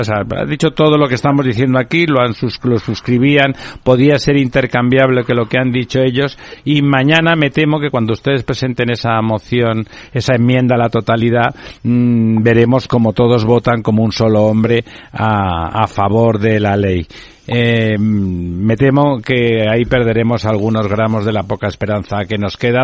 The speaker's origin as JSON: {"language": "Spanish", "region": "Catalonia", "country": "Spain", "said": "yo soy catalán, hablo perfectamente, soy bilingüe"}